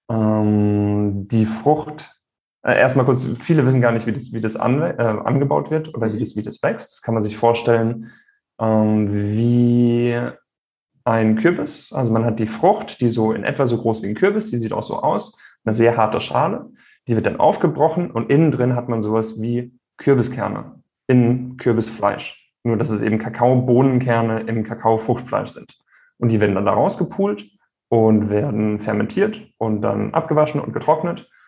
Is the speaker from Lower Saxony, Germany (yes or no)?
no; Rhineland-Palatinate, Germany; Der Riesling aus meiner Heimat der Pfalz, der schmeckt nicht so wie der Riesling aus Kalifornien.